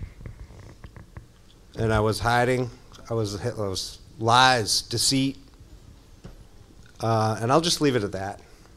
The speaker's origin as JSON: {"language": "English", "region": "Massachusetts", "country": "United States", "tie": "born or raised there", "said": "I grew up down in Mass"}